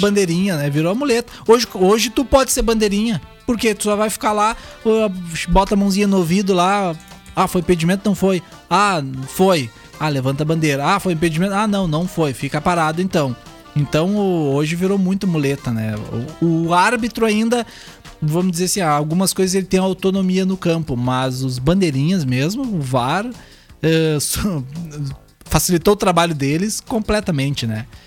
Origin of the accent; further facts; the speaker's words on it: Camaquã, Rio Grande do Sul, Brazil; sou de Camacuã